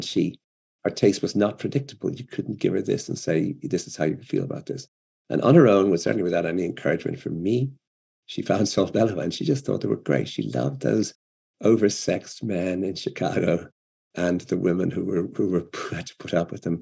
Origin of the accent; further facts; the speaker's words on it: Ireland; I'm an Irish writer